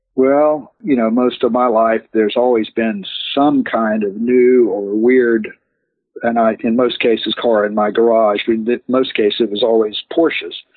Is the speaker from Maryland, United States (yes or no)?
no; Ocala, Florida, United States; I grew up in Ocala, Florida